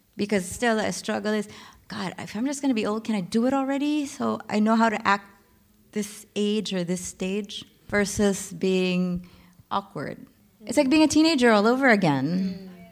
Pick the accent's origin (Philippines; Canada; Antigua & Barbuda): Philippines; moved away as an adult; now in Berlin, Germany; I'm from the Philippines